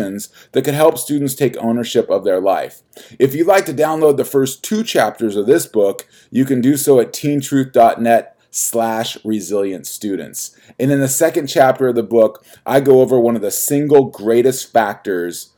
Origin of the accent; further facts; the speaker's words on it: United States; as an American